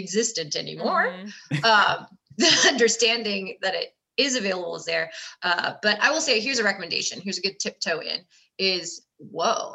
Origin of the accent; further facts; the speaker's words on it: California, United States; I grew up in California